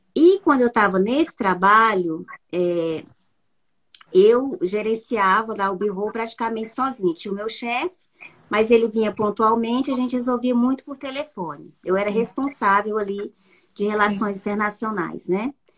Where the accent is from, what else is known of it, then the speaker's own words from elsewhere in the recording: Araguaína, Tocantins, Brazil; moved away as an adult; now in Paris, France; eu sou de Araguaína, né? Tocantins, uma cidade bem pequena